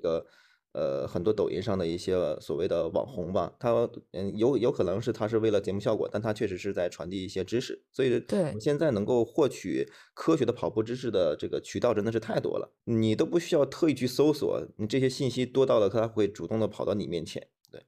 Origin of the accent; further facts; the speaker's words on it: China; 我们作为中国人